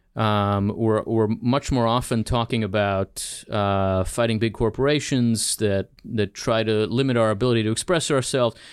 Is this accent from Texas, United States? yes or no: no; Philadelphia, Pennsylvania, United States; also born or lived in Israel / New Jersey; now in Washington, D.C., United States; So I grew up here, uh, in Philadelphia and then in New Jersey